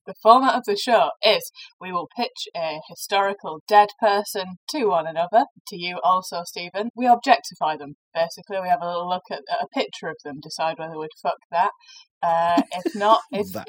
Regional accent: Rochdale, North West England, United Kingdom; I'm from Rochdale.

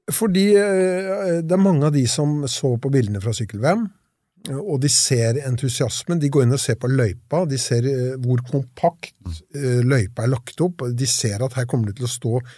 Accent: Lillehammer, Innlandet, Norway; jeg er jo østlending, som dere og kommer fra Lillehammer

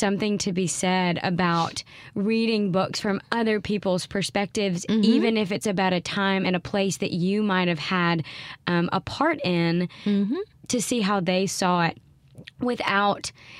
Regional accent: Mississippi, United States; I grew up in Mississippi and I had a very different experience here than she did.

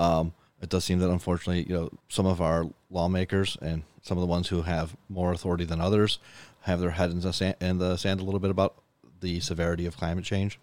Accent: Buffalo, New York, United States; I should learn more about my hometown

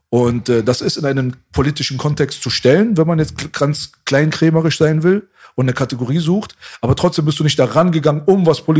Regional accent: Germany; Weil ich es als Deutscher mache.

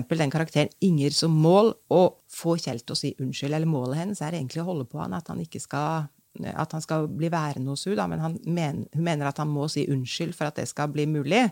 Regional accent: Trondheim, Trøndelag, Norway; da jeg var barn i Trondheim

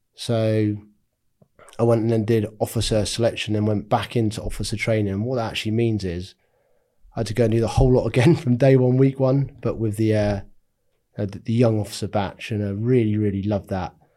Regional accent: North Norfolk, East of England, United Kingdom; I'm from Norfolk. Um, had a really good childhood living in North Norfolk

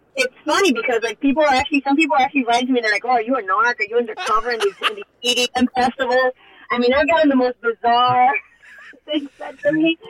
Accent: Hialeah, Florida, United States; moved away as an adult; also born or lived in Coral Gables; I love Hialeah. I love you know the city that I grew up

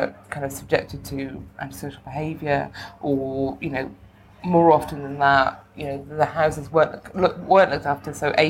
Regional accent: South Wales, United Kingdom; where I grew up in South Wales, I grew up in council housing

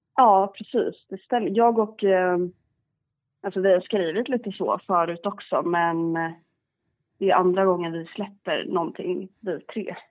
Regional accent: Garda, Gotland, Sweden; also born or lived in Stockholm; jag är uppvuxen på eh, sydöstra delen, eh, ett, en liten, liten ort som heter Garda

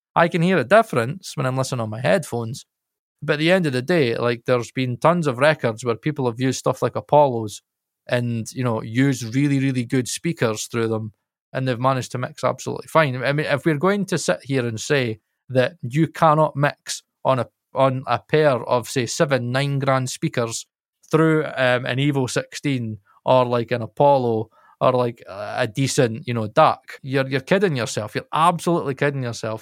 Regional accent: Scotland, United Kingdom; I'm Scot, I'm Scottish

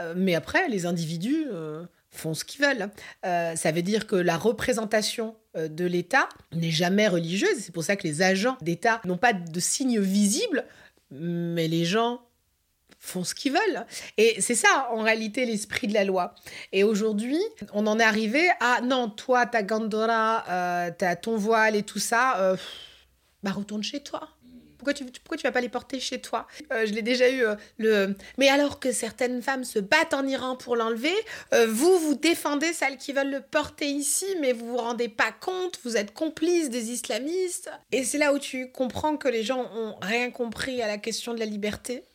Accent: France; en tant que Français et Française, on a de la chance

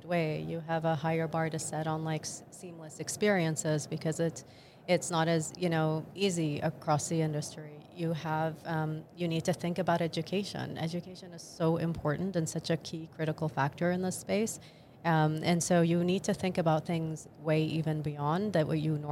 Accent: Jordan; moved away; I actually was born and raised in the Middle East, and specifically in Jordan

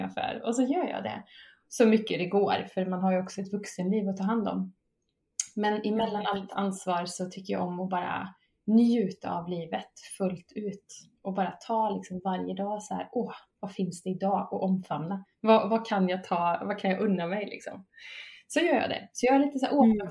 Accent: Vara, Västra Götaland, Sweden; moved away as an adult; now in Båstad, Sweden; inte från Båstad, jag bor i Båstad nu, men jag är från Slätta, från Varaslätta

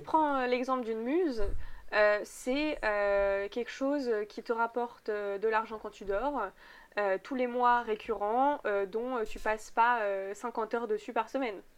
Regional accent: Megève, Auvergne-Rhône-Alpes, France; je venais du coup de Megève

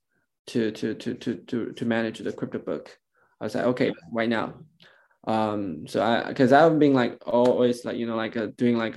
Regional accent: China; I'm born and raised in China

